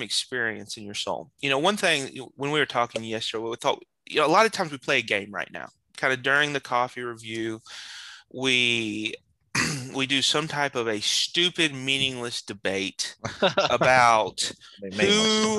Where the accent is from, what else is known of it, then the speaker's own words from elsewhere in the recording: North Carolina, United States; also born or lived in Pennsylvania; in the fifth grade, I moved from Pennsylvania to North Carolina